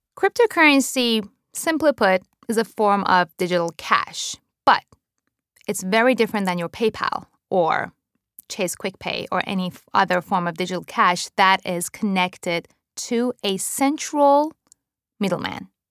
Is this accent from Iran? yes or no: yes; Iran; also born or lived in Japan; now in United States; I was born and raised in Iran to a Jewish family during the Iran Iraq War